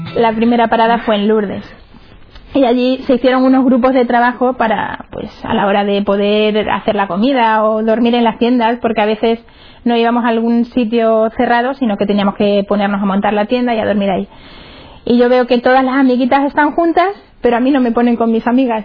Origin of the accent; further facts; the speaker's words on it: Cáceres, Extremadura, Spain; soy de Cáceres, de allá de Extremadura, bonita tierra.